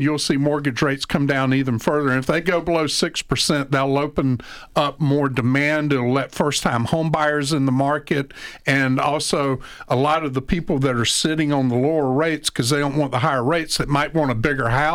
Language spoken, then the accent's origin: English; McRae, Georgia, United States; I am a Georgia native, by the way. I grew up in Macrae, Georgia